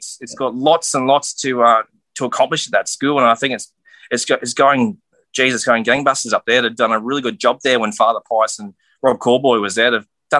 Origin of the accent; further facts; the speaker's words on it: Rockhampton, Queensland, Australia; now in Cooktown, Australia; Yeah, so I grew up in Rockhampton, just outside of, obviously, St. Brendan's College, Yeppoon, where I did my schooling.